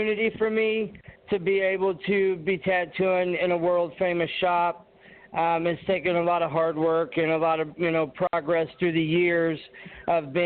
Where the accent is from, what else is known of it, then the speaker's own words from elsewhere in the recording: Champaign, Illinois, United States; I'm from Champaign, Illinois, and I am a pro classic physique bodybuilder.